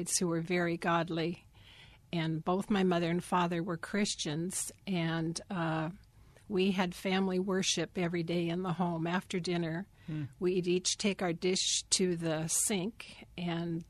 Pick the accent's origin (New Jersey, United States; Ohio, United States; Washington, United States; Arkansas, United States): Washington, United States; Bremerton; also born or lived in Seabeck, Washington / Silverdale, Washington; I grew up outside of Bremerton, Washington, at Seaback, Washington. And then in Silverdale, and then back to Bremerton.